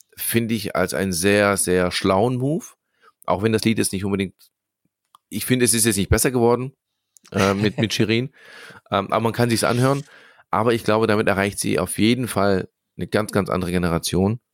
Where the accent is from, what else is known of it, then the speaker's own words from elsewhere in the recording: Swabia, Baden-Württemberg, Germany; ich bin tatsächlich hier geboren, hier aufgewachsen im Schwabenland